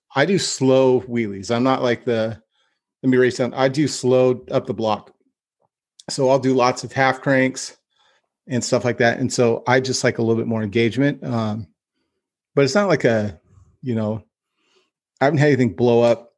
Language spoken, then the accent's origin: English; Stockton, California, United States; also born or lived in Lodi; when I grew up in Stockton